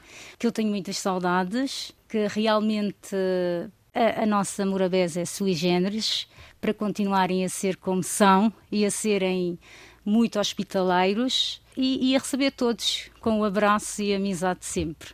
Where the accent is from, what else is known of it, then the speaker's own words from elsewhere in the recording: Santo Antão, Cape Verde; moved away as an adult; now in Montemor-o-Velho, Portugal; Sou de Santo Antão, portanto a, segunda maior ilha de Cabo Verde